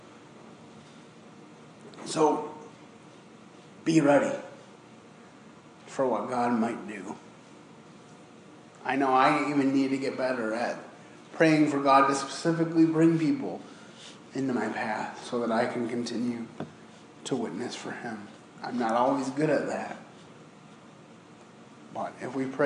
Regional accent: Michigan, United States; growing up in Michigan

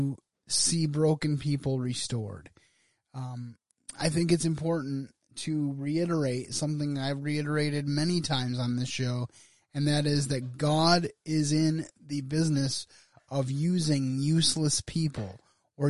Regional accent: United States; as an American

